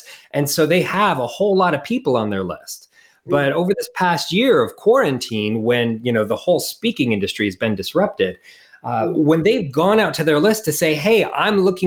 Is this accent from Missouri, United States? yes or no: no; Portland, Oregon, United States; moved away as an adult; also born or lived in Costa Rica; now in New Zealand; I started as an American. I'm originally from Portland, Oregon.